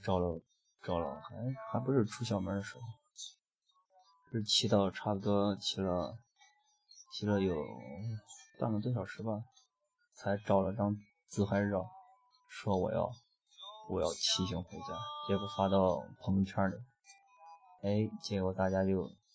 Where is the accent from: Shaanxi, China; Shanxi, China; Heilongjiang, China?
Shaanxi, China; Pucheng; 骑行回家，回蒲城。我的老家儿蒲城